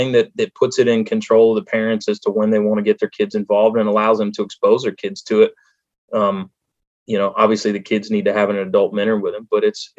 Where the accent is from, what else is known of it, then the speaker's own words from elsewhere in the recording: Delaware, United States; there really wasn't a lot of opportunity for other stuff around where I was growing up in Delaware.